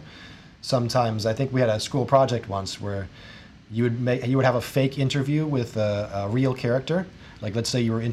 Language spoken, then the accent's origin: English; Jefferson City, Missouri, United States; I started out in one university that was in my hometown, Jefferson City